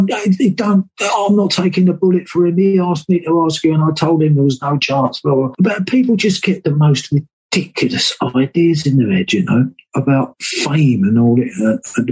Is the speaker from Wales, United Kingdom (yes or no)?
yes; Wales, United Kingdom; we're Welsh